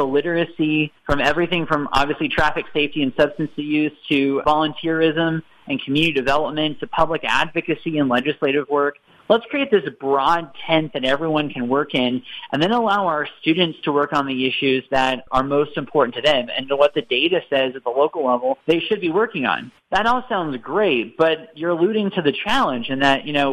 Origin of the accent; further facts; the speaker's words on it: Ohio, United States; my hometown in Ohio